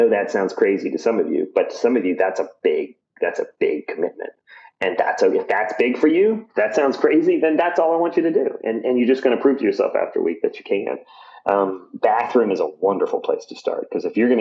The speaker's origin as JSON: {"language": "English", "region": "Virginia", "country": "United States", "tie": "born or raised there", "said": "I grew up in Virginia, but my grandparents had a farm in Colorado"}